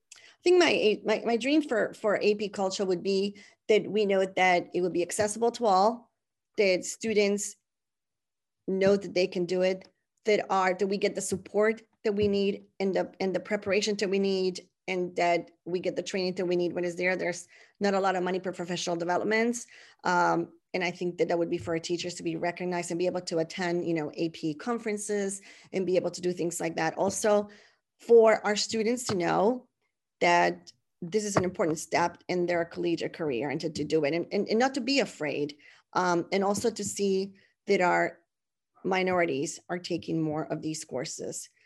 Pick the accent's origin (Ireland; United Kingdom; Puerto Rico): Puerto Rico; San Juan; first language Spanish; English is a second language; moved away as an adult; I was, uh, born and raised in San Juan, Puerto Rico